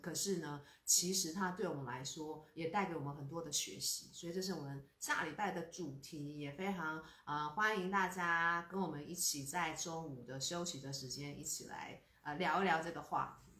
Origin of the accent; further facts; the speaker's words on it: Taiwan; 我们台湾人真的 真的是嗯。要心存很多很多的感恩